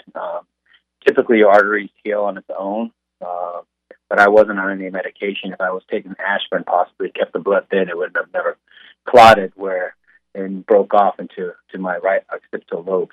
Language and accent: English; Southern California, United States; now in Kansas, United States; growing up in Southern California